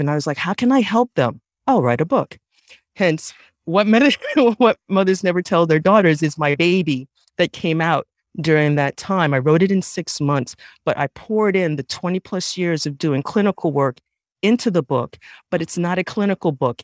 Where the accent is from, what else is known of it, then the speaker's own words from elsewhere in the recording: New York City, New York, United States; I was raised in the Bronx